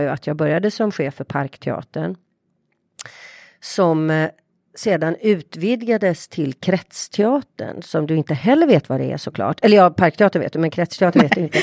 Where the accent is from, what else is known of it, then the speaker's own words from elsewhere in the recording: Partille, Västra Götaland, Sweden; där jag är uppvuxen i ett radhusområde